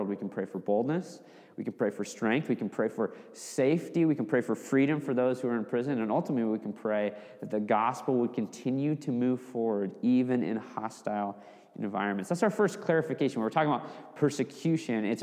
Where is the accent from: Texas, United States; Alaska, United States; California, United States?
Alaska, United States; Fairbanks; growing up in my hometown in Fairbanks, Alaska